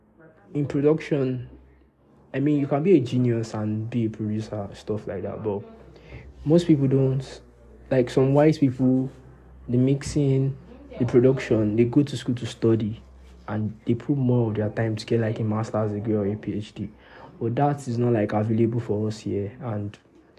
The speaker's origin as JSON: {"language": "English", "country": "Nigeria", "said": "As a Nigerian boy"}